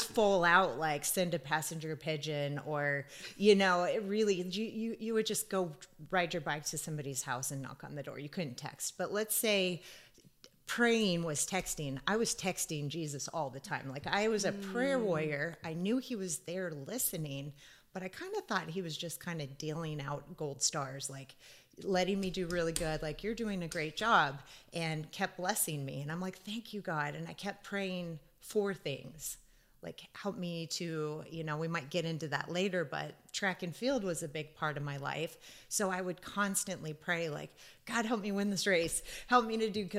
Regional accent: Wahoo, Nebraska, United States; growing up in Wahoo

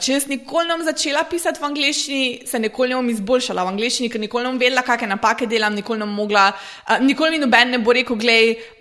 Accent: Slovenia; prihajam iz Slovenije

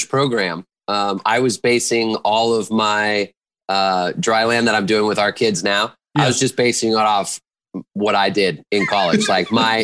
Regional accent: Loveland, Colorado, United States; moved away as an adult; also born or lived in Western Illinois University, Illinois; now in Fairbanks, United States; I grew up in Loveland, Colorado

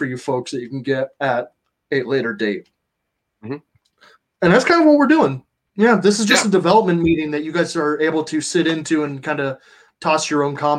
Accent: Ohio, United States; I grew up in Ohio

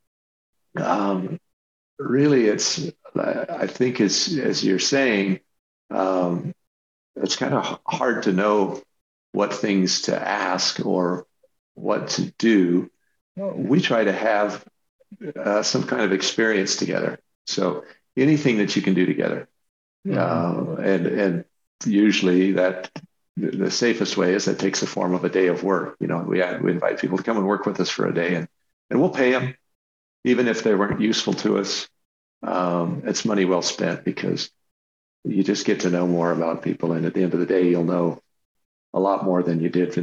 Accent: the West, Western United States, United States; I grew up in the West

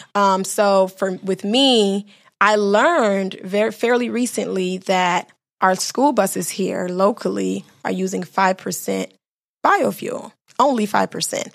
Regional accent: Miami, Florida, United States; also born or lived in Bahamas; I was raised in Miami, Florida, but I'm from the Bahamas and my mother's from Haiti

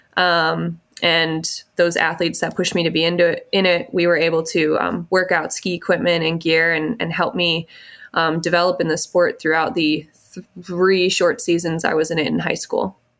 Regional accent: Pulaski, Wisconsin, United States; I grew up outside of Green Bay, Wisconsin

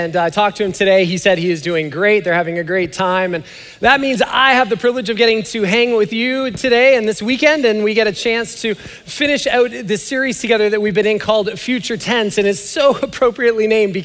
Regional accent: Canada; now in United States; I'm Canadian

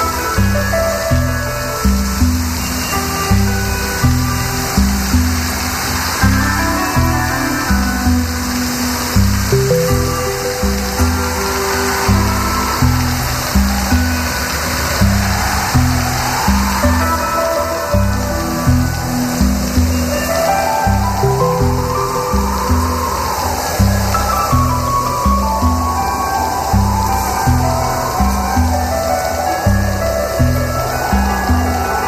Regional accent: Black Hills, South Dakota, United States; moved away; I'm from a place called Xesapa or the Black Hills of the state called South Dakota.

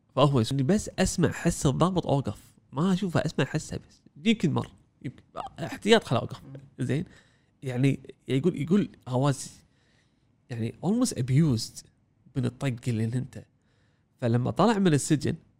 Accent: Kuwait; إحنا عندنا بالكويت

